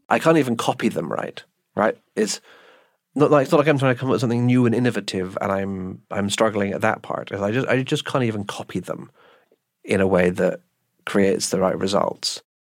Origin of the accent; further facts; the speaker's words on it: United Kingdom; we're British, so we don't have electrified rooms